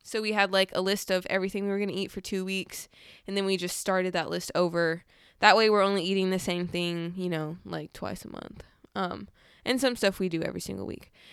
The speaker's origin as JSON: {"language": "English", "region": "California", "country": "United States", "tie": "born or raised there", "said": "I grew up in California"}